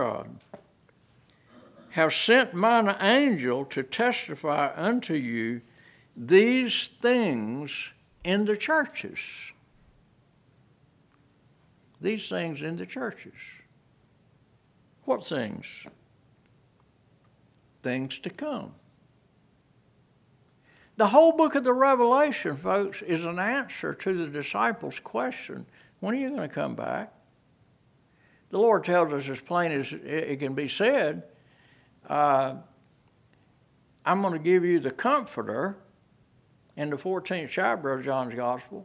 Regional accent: United States; I'm an American citizen. I lived here for 78 years

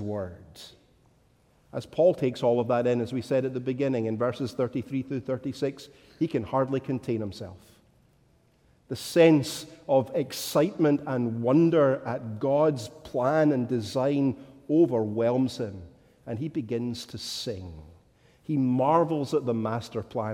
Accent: Scotland, United Kingdom; as a Scotsman

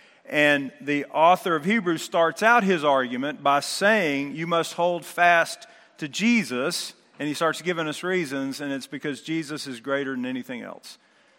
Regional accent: Texas, United States; I'm from Texas, but I hate the Astros more than any other team

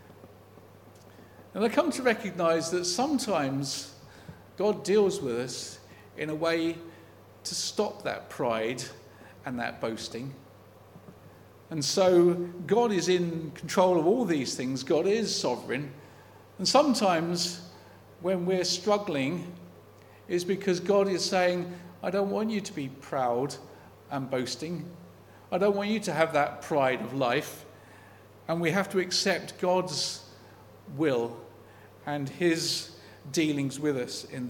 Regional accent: United Kingdom; as a British person

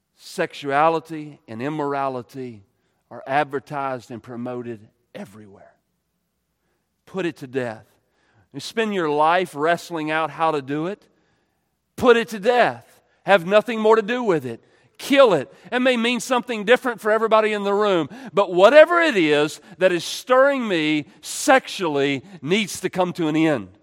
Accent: United States; we're American

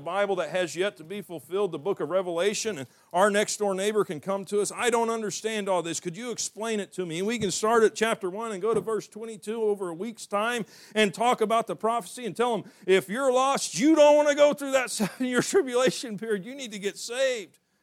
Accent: the South, United States; I'm from the South

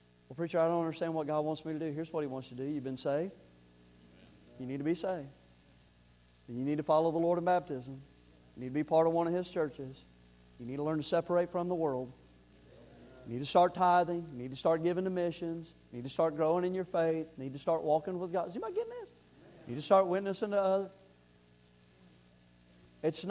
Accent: Florida, United States; moved away; I'm from Florida, and me and cold don't get along

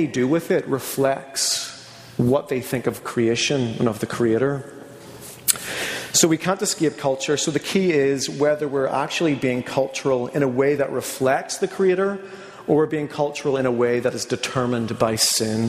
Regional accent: Northern Ireland, United Kingdom; moved away; being from Northern Ireland, I'm going to have certain cultural, you know, predilections or things about me that have shaped me

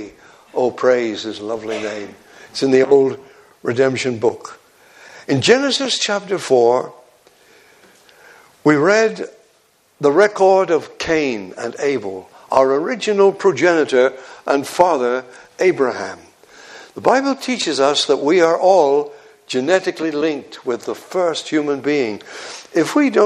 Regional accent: Devon, South West England, United Kingdom; moved away as an adult; also born or lived in Yorkshire

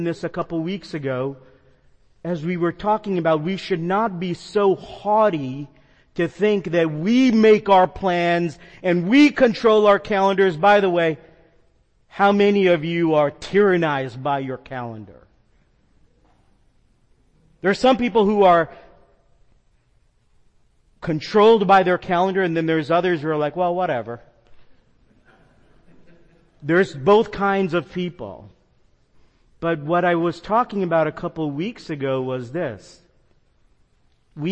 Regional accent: the Northeast, New York Metro, United States; moved away; I grew up with fog in the Northeast, being next to the ocean in New York Metro

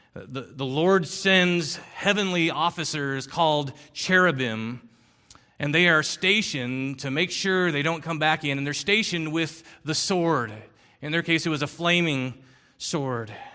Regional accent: Philippines; I grew up in the Philippines

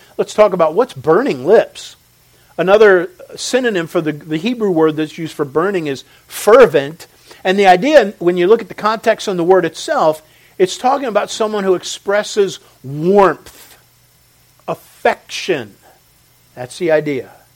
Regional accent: Philadelphia, Pennsylvania, United States; we grew up around Philly and everything's so fast paced. I hate it but I'm one of the products of it

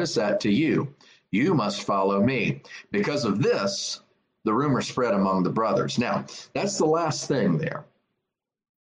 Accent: South Carolina, United States; I'm from South Carolina

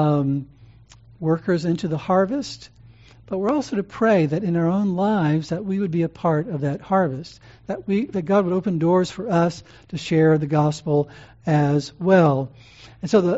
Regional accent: New Orleans, Louisiana, United States; in New Orleans, my home state

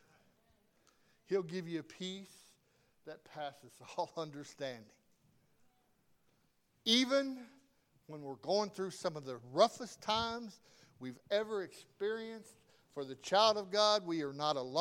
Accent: the South, United States; I'm from the South

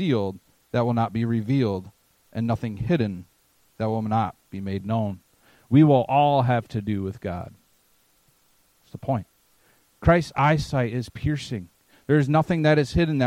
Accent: Maine, United States; I'm from Maine, so I like New England

